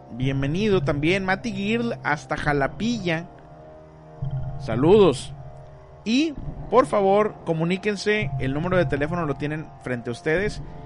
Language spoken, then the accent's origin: Spanish; Monterrey, Nuevo León, Mexico; now in Ciudad Mante, Mexico; yo soy de Monterrey